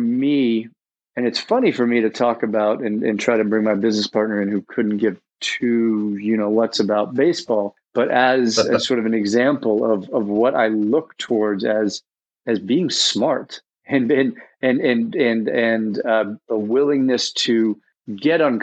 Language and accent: English; New York City, New York, United States; my background is growing up in New York City on the Upper East Side